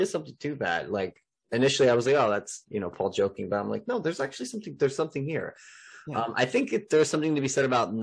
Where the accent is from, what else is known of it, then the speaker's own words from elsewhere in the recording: New Jersey, United States; I'm from Jersey